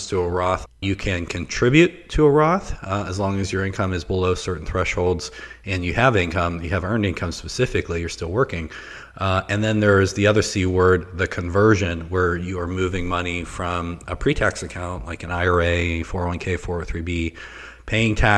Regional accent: Pittsburgh, Pennsylvania, United States; accent: Pittsburghese; moved away; I'm originally from the Pittsburgh area, and there's a certain dialect that's spoken around there called Pittsburghese.

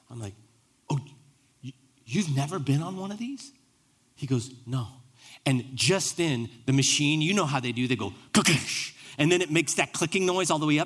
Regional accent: United States; primarily as Americans, as an American Christian

